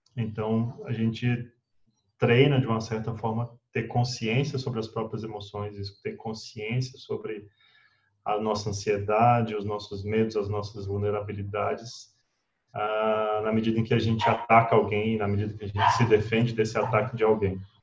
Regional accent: Brazlândia, Federal District, Brazil; Nasci no Distrito Federal, numa cidadezinha, talvez a segunda cidade mais antiga do Distrito Federal, que é Braslândia

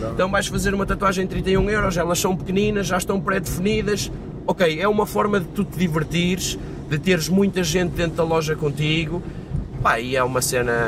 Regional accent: Madeira, Portugal; moved away; minha terra, em Seja na Madeira

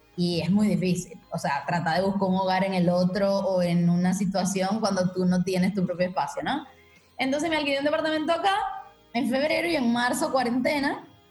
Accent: Venezuela; moved away as an adult; also born or lived in Margarita Island / Caracas / Berlin / Buenos Aires; yo soy venezolana. Eh, nací en Margarita, que es una isla del Caribe, y de Venezuela. Y viví ahí muchos años, bueno, como 19 años en total en Venezuela, en diferentes ciudades.

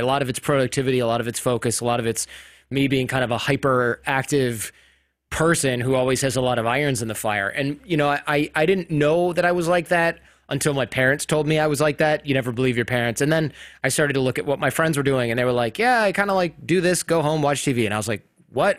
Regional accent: Michigan, United States; I grew up in Michigan

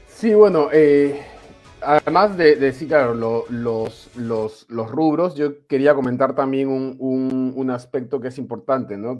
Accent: Peru; moved away as an adult; also born or lived in Spain / Panama; now in Valencia, Spain; ha pasado algunos años desde que salí del Perú.

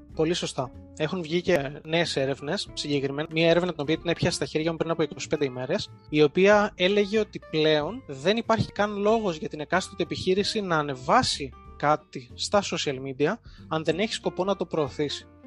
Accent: Heraklion, Crete, Greece; moved away as an adult; also born or lived in England; now in Athens, Greece; είμαι από το Ηράκλειο της Κρήτης, δουλεύω σε μια διαφημιστική εταιρεία στην Αθήνα

